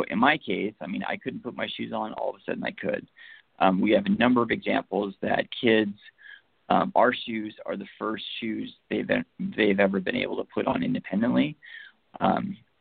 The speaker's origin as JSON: {"language": "English", "town": "Seattle", "region": "Washington", "country": "United States", "said": "we're from Seattle"}